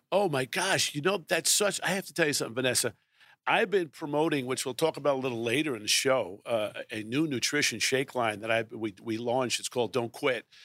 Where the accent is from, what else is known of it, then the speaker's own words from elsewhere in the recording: Brooklyn, New York, United States; I was born in Brooklyn, New York.